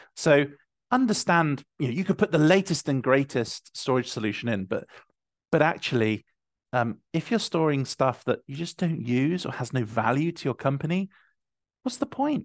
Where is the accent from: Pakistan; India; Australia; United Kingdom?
United Kingdom; I'm being from the United Kingdom